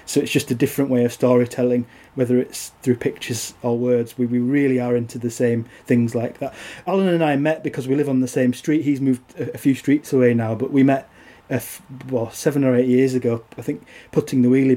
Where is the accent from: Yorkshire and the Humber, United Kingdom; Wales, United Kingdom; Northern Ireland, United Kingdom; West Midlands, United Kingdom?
Yorkshire and the Humber, United Kingdom; also born or lived in Teesside; I was born on Teesside but moved to North Yorkshire when I was little